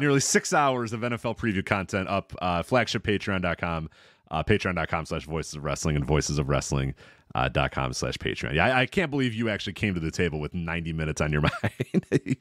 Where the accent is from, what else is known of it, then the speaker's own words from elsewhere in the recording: Chicago, Illinois, United States; my hometown team was, you know, the Chicago Bulls